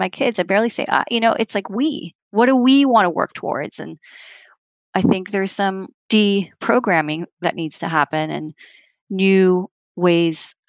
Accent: Canada; now in New York, United States; I'm a Canadian, but I live in New York

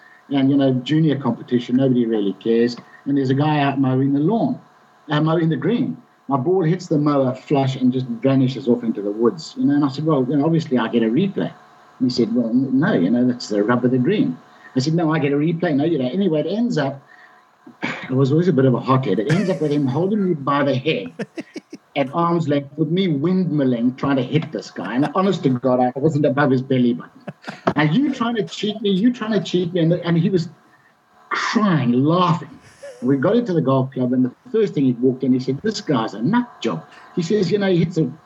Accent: Bulawayo, Zimbabwe; I ever played in the golf club in Bulawayo, in my hometown

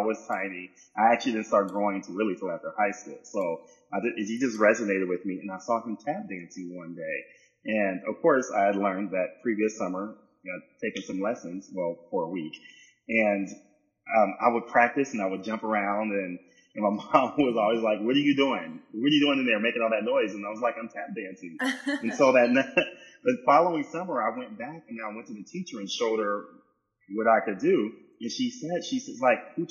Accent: San Diego, California, United States; moved away as an adult; also born or lived in New York / Los Angeles; I was from San Diego, California.

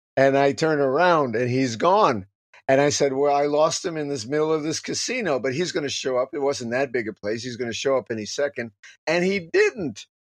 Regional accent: United States; moved away; as an American

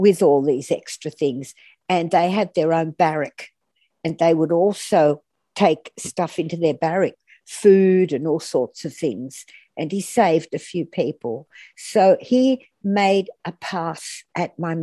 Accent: Athens, Attica, Greece; born or raised there; now in Australia

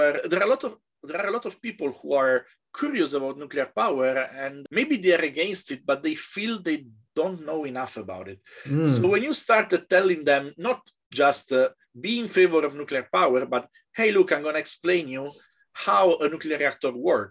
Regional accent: Italy; I'm from Italy

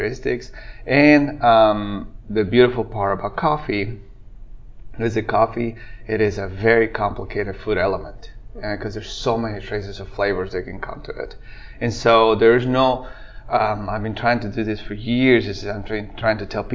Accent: Guatemala; English is a second language; moved away as an adult; I'm originally born and raised in Guatemala, and I've been in this state for about 20 years

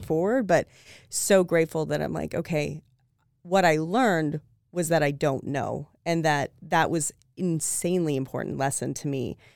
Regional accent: United States; as an American

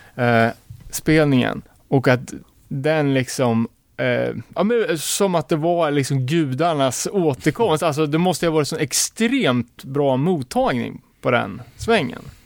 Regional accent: Örebro, Örebro County, Sweden; som örebroare

